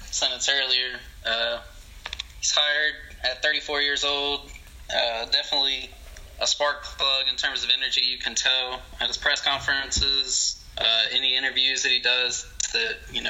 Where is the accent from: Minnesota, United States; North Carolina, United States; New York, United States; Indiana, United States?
North Carolina, United States; Concord; I'm from Concord, which is like 10-15 minutes from Charlotte